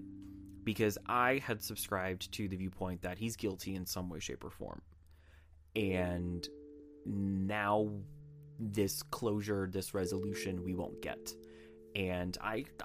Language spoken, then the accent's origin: English; United States; as an American